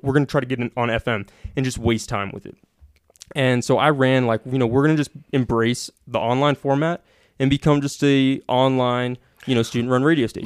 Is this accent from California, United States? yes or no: yes; Sacramento, California, United States; also born or lived in Carmichael / Truckee; I'm from Sacramento